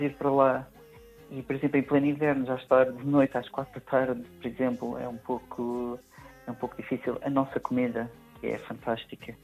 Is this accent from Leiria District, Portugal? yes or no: no; Madeira, Portugal; moved away as an adult; also born or lived in Lisbon, Portugal; now in Zurich, Switzerland; Eu saí da Madeira em 2010 para estudar, vim para Lisboa